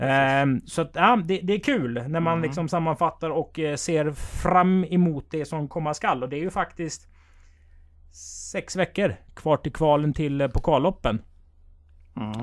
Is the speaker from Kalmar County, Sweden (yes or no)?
no; Strömstad, Västra Götaland, Sweden; vi är födda i Strömstad, där jag är född.